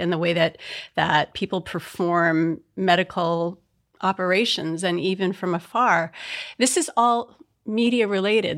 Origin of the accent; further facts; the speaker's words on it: Midwest, United States; I'm from the Midwest